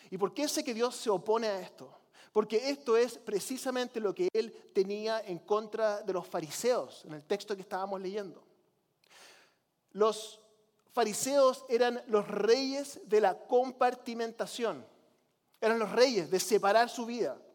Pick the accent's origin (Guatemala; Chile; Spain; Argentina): Chile; Yo nunca fui católico, pero crecí como misionero en Chile.